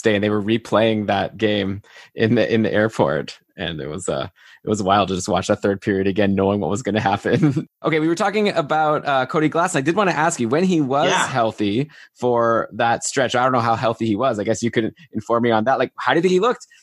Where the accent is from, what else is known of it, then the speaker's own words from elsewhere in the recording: Ottawa, Ontario, Canada; I grew up in Ottawa.